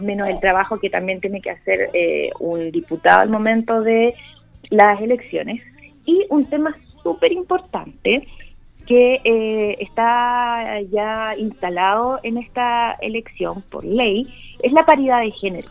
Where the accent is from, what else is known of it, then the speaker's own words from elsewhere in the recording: Parral, Maule, Chile; También tengo un fuerte arraigo con Maule Sur, yo soy de Parral